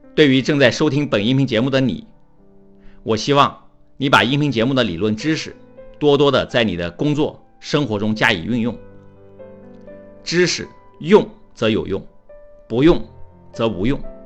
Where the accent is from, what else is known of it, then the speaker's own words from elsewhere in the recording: China; 对于我们中国人来说，不敢说，不能说，上不了讲台